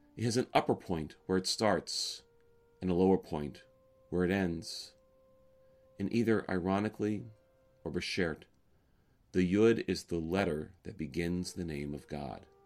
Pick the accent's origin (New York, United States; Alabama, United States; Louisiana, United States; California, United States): Alabama, United States; moved away; I grew up in Alabama